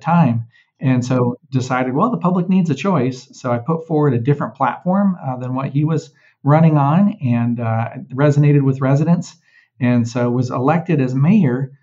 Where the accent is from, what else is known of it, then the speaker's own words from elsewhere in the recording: Jacksonville, Florida, United States; moved away as an adult; also born or lived in Connecticut / Alaska / Washington, D.C.; now in Cedar Falls, United States; I grew up in Jacksonville, Florida